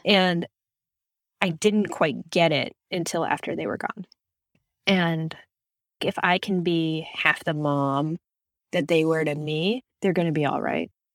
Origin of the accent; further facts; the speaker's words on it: Florida, United States; growing up in Florida